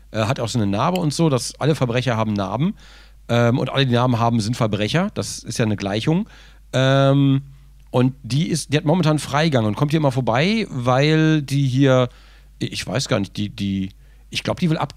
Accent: Kleve, North Rhine-Westphalia, Germany; Ich komme aus Kleve, ich komme aus Kleve.

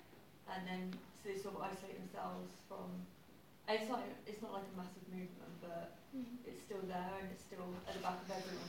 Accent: Cornwall, South West England, United Kingdom; I'm from Cornwall, and we've got our own nationalist party

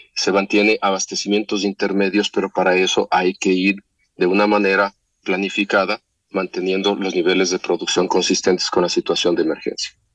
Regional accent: Ecuador; todos los ecuatorianos

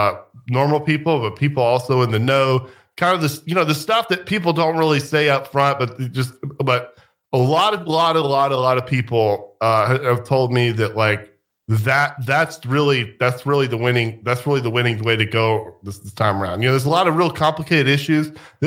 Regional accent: the South, United States; I'm from the South and I'm from sort of more probably areas that are more, considered like the, places where you would have Trump rallies.

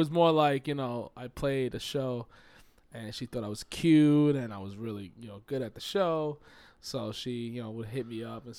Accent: New York, United States; accent: New York; You gotta understand, I live in the South now, so I got a little twang in my New York accent.

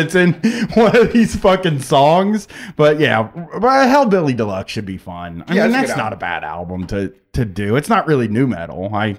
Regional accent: Groveport, Ohio, United States; I remember growing up in Groveport

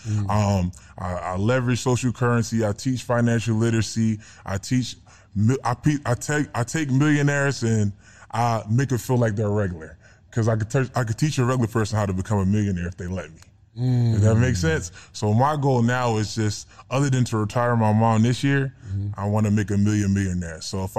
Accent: Philadelphia, Pennsylvania, United States; I'm a regular bull. I'm a regular dude. I'm from Philly.

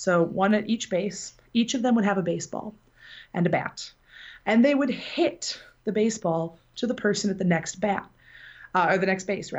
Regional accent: Benton Harbor, Michigan, United States; I am from Benton Harbor, Michigan, which is in the southwest corner of the state.

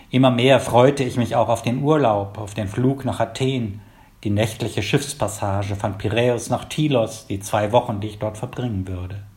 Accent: Wuppertal, North Rhine-Westphalia, Germany; born there; also born or lived in Palatinate; geboren 1954 in Wuppertal. Um die Jahrtausendwende habe ich einige Jahre in der Pfalz gelebt.

